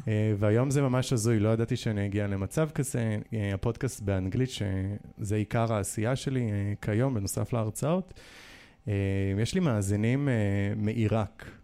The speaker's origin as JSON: {"language": "Hebrew", "town": "Nahariya", "region": "Northern District", "country": "Israel", "tie": "born or raised there", "also_born_or_lived": "Jerusalem / New York / Tel Aviv", "moved": "yes", "said": "נער שהתבגר בנהריה, בין גם להורים שעלו מברית המועצות"}